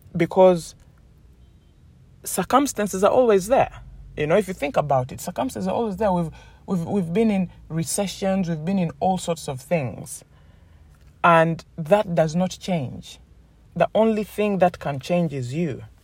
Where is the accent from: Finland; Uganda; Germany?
Uganda; moved away; I come from Uganda